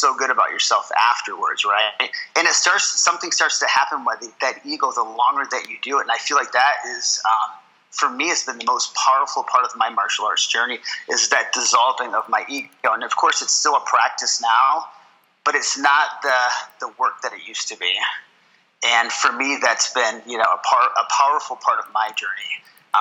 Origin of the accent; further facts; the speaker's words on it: Watertown, New York, United States; also born or lived in Syracuse, New York; I grew up actually up in Watertown up until I was about 11 or 12 years old, and then we moved to Syracuse.